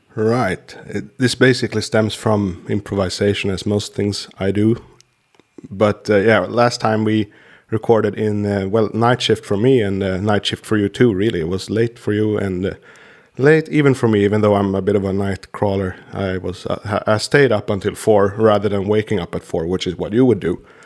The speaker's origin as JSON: {"language": "English", "country": "Sweden", "second_language": "English", "said": "my countryman Peter Stormare is always doing Slavic guys in American shows because it's not that hard for us to do this kind of English"}